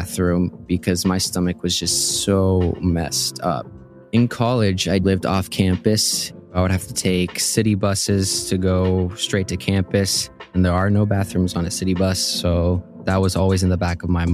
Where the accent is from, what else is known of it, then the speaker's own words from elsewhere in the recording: Houston, Texas, United States; also born or lived in Colombia; now in Tucson, United States; moved to Houston, Texas when I was 5